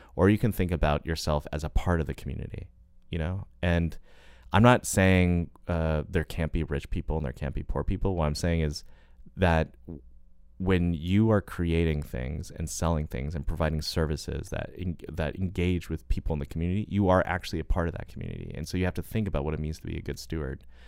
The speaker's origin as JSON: {"language": "English", "country": "United States", "said": "I'm an American"}